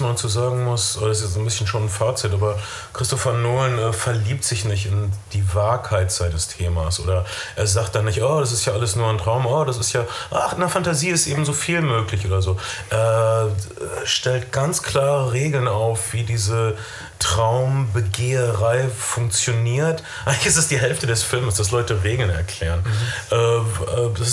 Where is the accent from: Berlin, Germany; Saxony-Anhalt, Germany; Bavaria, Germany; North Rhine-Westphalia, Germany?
North Rhine-Westphalia, Germany; Das also ist egal, aber ich komme aus Ostwestfalen